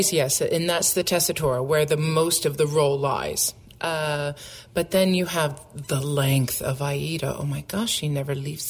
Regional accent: United States; now in Canada; living in Canada, being an American

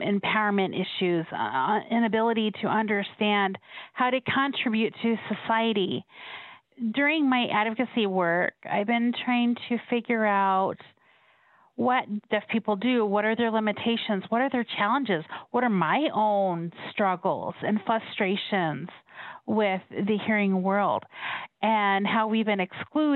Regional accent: Colorado, United States; I was born and raised in Colorado

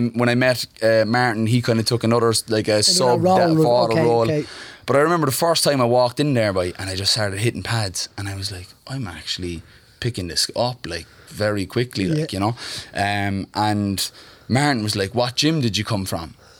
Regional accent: Cork, Munster, Ireland; also born or lived in Mayfield, Cork / Glanmire; I grew up in Cork. I was born in Mayfield

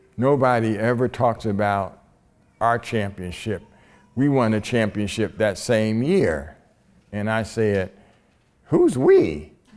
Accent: Columbus, Ohio, United States; this all black high school in Columbus, Ohio, in my hometown

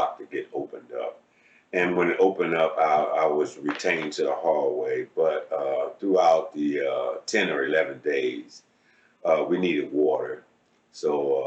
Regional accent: Cleveland, Ohio, United States; I'm from Cleveland, Ohio, born and raised.

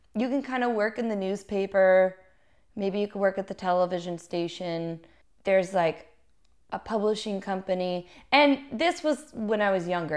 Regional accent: Little Rock, Arkansas, United States; I grew up in Little Rock, Arkansas

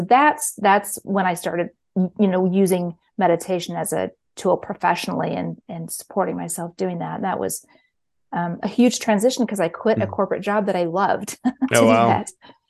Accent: Kansas City, Missouri, United States; Well, I'm from Kansas City, Missouri, and home of the Chiefs.

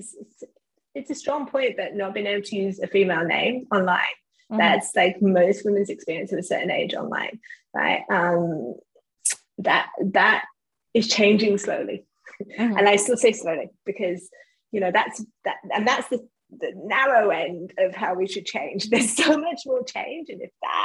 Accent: England, United Kingdom; me being English

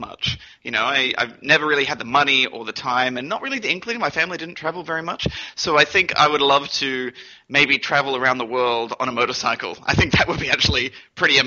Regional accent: Brisbane, Queensland, Australia; also born or lived in New Zealand / Toowoomba, Queensland; I was born in New Zealand, and I moved to Brisbane when I was about 5 or 6

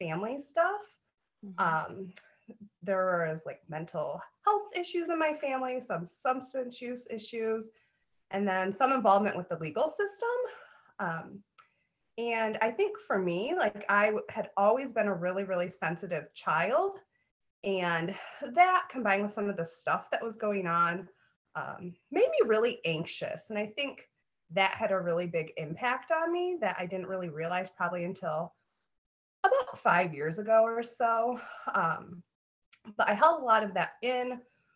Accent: Spring Lake, Michigan, United States; I was raised in Spring Lake, Michigan

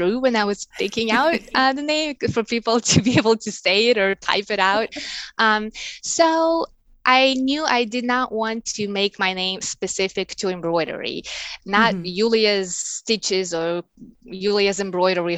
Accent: Russia; English is a second language; moved away as an adult; now in United States; I was born and I grew up in Russia, and I moved here to the States maybe 11 years ago

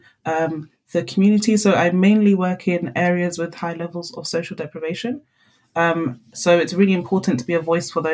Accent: London, United Kingdom; first language Twi; So I was born in London, born and raised in London

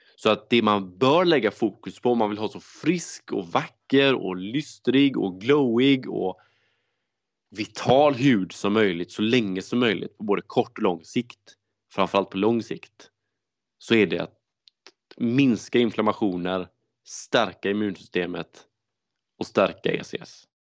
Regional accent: Gothenburg, Västra Götaland, Sweden; Jag är göteborgare

